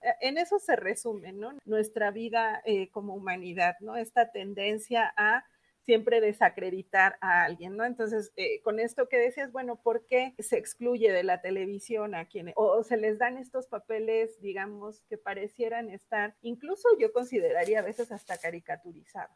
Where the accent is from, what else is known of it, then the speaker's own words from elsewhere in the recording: Mexico; Nosotros, México, somos de los países que más somos un país expulsor de migrantes